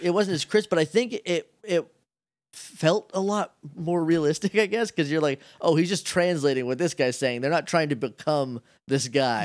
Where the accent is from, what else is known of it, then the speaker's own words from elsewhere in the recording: New Hampshire, United States; moved away; I'm from New Hampshire